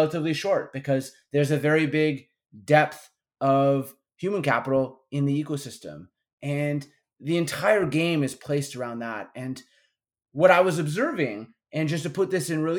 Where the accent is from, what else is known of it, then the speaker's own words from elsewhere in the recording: Midwest, United States; moved away; I'm from the Midwest